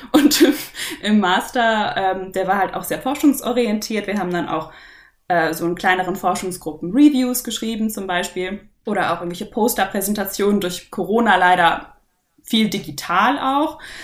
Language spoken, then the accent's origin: German; near Munich, Bavaria, Germany; ich komme aus der Nähe von München